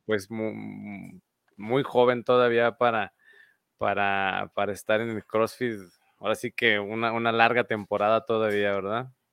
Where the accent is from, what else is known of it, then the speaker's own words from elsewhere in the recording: Mexico; Decimos aquí en México